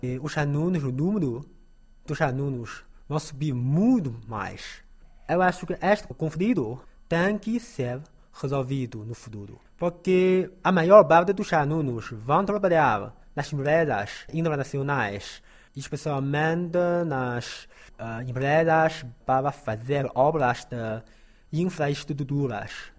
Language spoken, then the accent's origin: Portuguese; Taiyuan, Shanxi, China; Portuguese is a second language; moved away as an adult; now in Lanzhou, China; Eu vou trabalhar no governo, como funcionário público, na minha terra natal, claro. A província de Shanxi, ah, na cidade de Taiyuan